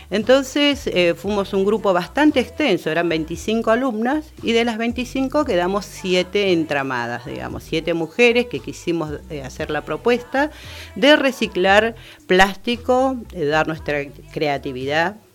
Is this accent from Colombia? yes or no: no; Buenos Aires, Argentina; Porque somos de Bajo Flores, somos distintas mujeres, pero ¿qué conformamos este grupo?